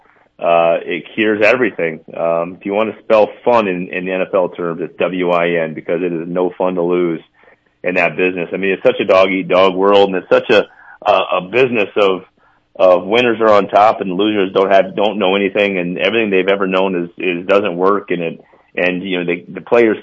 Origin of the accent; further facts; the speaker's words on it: Mount Vernon, South Dakota, United States; moved away as an adult; now in Minnesota, United States; I'll always be a South Dakotan.